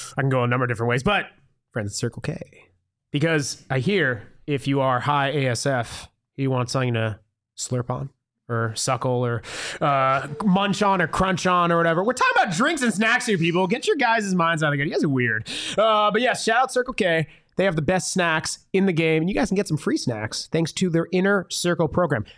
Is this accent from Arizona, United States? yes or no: yes; Tucson, Arizona, United States; I am born and raised in Tucson.